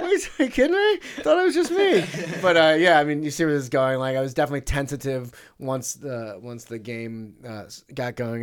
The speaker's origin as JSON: {"language": "English", "town": "St. Louis", "region": "Missouri", "country": "United States", "tie": "born or raised there", "said": "my hometown team"}